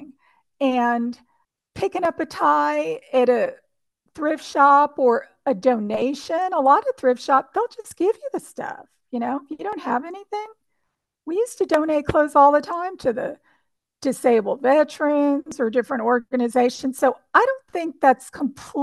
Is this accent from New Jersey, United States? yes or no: yes; New Jersey, United States; now in Central Texas, United States; I grew up in New Jersey